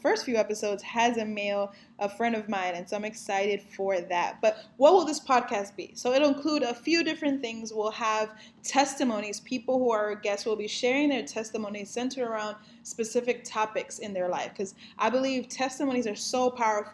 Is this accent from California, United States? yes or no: no; New York City, New York, United States; also born or lived in Dominican Republic / Bronx, New York City; I am from New York City, born and raised